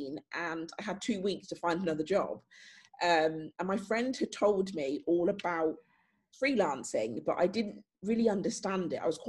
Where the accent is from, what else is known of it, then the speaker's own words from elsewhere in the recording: Northamptonshire, East Midlands, United Kingdom; I'm from Northamptonshire